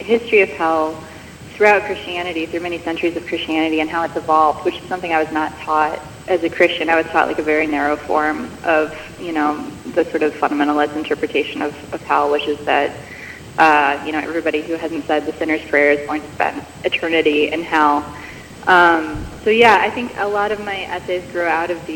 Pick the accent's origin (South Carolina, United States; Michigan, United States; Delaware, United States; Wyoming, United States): Michigan, United States; moved away as an adult; also born or lived in Chicago / Wisconsin; I grew up mostly in Michigan, was homeschooled up until 10th grade